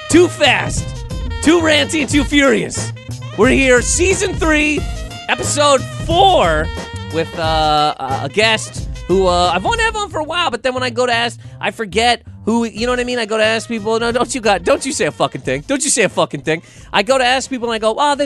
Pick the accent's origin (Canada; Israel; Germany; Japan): Canada; moved away; I'm Canadian